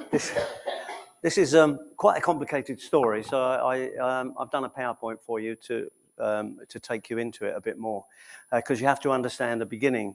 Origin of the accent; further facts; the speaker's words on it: England, United Kingdom; being English